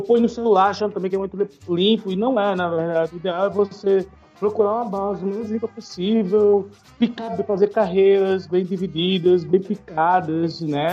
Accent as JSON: {"language": "Portuguese", "town": "Maceió", "region": "Alagoas", "country": "Brazil", "moved": "yes", "lives_now": "São Paulo, Brazil", "said": "eu sou de Lagoas, eu sou de uma cidade litorânea, muito turística, né? Que é Maceió"}